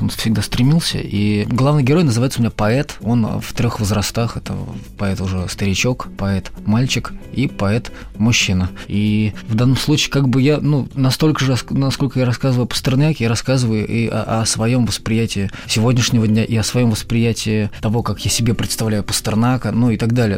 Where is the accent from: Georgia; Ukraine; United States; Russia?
Russia; Omsk, Omsk Oblast; moved away; also born or lived in Saint Petersburg; я же из Омска сам